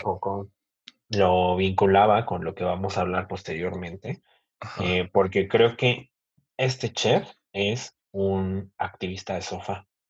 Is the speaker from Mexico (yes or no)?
yes; Mexico; así somos los mexicanos